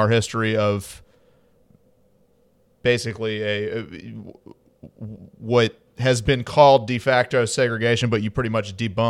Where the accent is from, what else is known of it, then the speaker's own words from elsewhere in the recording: Montgomery, Alabama, United States; I'm actually from, I grew up in Montgomery, Alabama